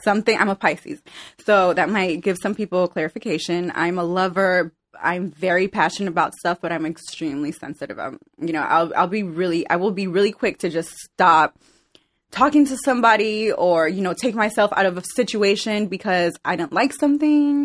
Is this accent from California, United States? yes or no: yes; Glendale, California, United States; also born or lived in El Salvador; I grew up in Glendale, California